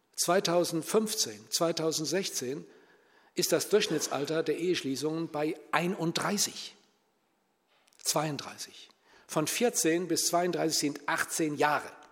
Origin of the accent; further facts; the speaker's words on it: Germany; bei uns in Deutschland